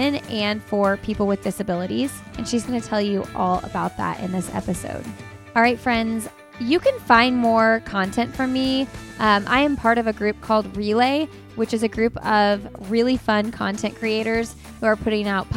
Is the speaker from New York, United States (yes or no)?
no; Bloomington, Indiana, United States; moved away as an adult; now in Raleigh, United States; born and raised in Bloomington, went to IU